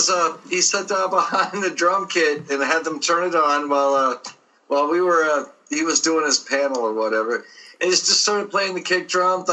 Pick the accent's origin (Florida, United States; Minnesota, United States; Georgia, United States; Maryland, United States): Florida, United States; Orlando; we're from Orlando.